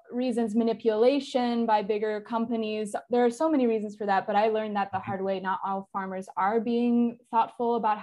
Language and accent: English; Southern California near San Diego, United States; I grew up in Southern California near San Diego